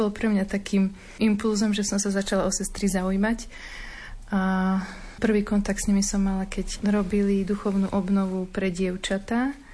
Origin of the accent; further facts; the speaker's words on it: Bánovce nad Bebravou, Trenčín Region, Slovakia; ja pochádzam z Bánovi, z Bebrou